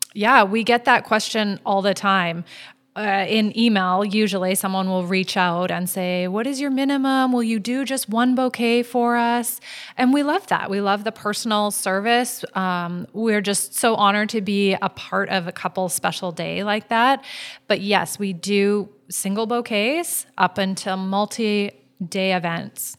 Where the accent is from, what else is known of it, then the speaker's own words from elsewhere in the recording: Vancouver, British Columbia, Canada; now in Maui, United States; I'm from Vancouver, where I'm used to all the little boutique shops